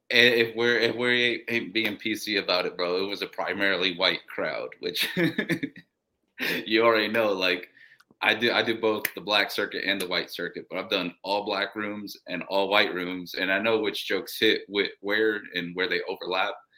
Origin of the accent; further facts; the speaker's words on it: Columbus, Ohio, United States; also born or lived in Oaxaca, Mexico; I was born here, but then I was raised in Mexico. So when they brought me back, they raised me full Mexican